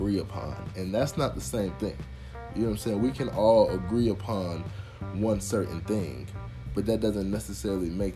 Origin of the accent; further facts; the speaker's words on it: United States; born and raised in America